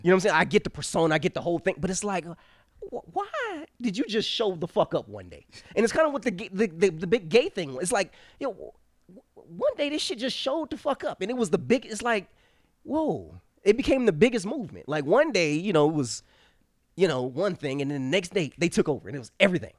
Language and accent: English; Cleveland, Ohio, United States; we grew up in Cleveland